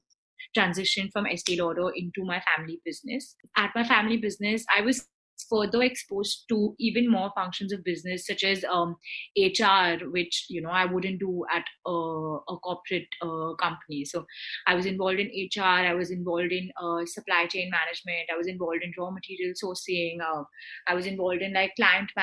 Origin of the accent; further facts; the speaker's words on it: Mumbai, Maharashtra, India; I'm from Bombay